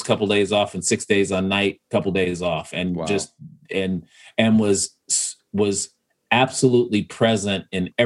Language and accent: English; Chicago, Illinois, United States; moved away as an adult; now in Milwaukee, United States; I grew up, you know, we lived in Woodlawn for, you know, almost 3 years, the first 3 years of my life. Then we moved to South Shore